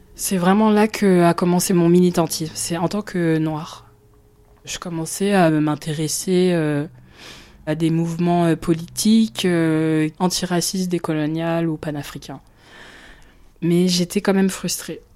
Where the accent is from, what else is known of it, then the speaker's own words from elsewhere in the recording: Marne-la-Vallée, Île-de-France, France; Je suis née en France. Je suis originaire du Congo. Mon père a migré en France à la fin des années 70 et j'ai grandi à Marne-la-Vallée